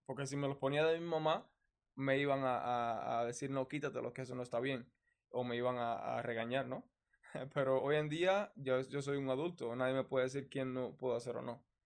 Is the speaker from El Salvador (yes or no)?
no; Cuba; moved away as an adult; soy un cubano